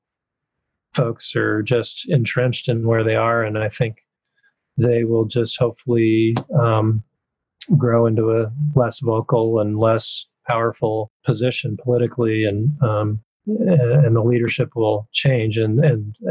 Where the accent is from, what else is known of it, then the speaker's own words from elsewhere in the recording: the Northwest, Pacific Northwest, United States; I'm from the Northwest. I haven't lived in the South.